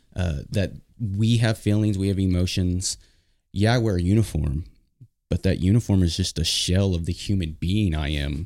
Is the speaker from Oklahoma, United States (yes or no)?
yes; Oklahoma, United States; our families are all back in Oklahoma